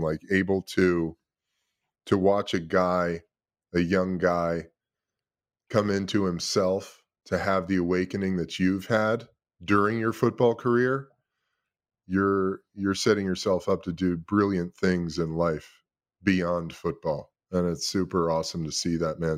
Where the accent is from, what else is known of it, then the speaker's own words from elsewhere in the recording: Los Angeles, California, United States; also born or lived in Brooklyn, New York City, United States; I was born in New York City, lived in Brooklyn till I was ten years old, parents got divorced when I was seven. My mom moved my brother and I out to Los Angeles when I was ten